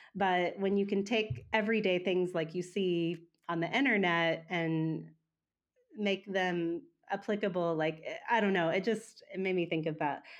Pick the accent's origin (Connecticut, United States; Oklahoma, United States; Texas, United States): Oklahoma, United States; moved away; also born or lived in Wagoner; I was born and raised in Oklahoma, um, so I've been in Oklahoma most of my life, or for the first half of my life.